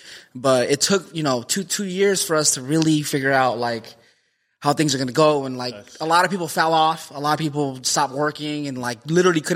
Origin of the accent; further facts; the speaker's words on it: Lindsay, California, United States; I was born in Lindsay, California.